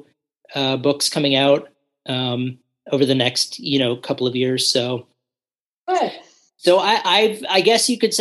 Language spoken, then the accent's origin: English; New York City, New York, United States; moved away as an adult; also born or lived in New Orleans / Asia; now in Virginia, United States; Originally, I'm from New York City. Mm-hmm. So that's where I grew up